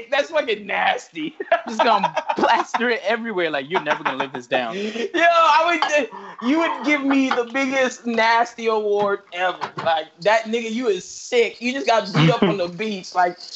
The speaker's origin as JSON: {"language": "English", "region": "New York", "country": "United States", "accent": "New York", "moved": "yes", "said": "It was strong New York accent in 2015 when I got down here."}